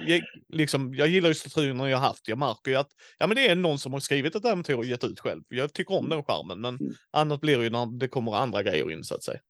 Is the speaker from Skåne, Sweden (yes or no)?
yes; Skåne, Sweden; jag som skåning har andra seder än de från Småland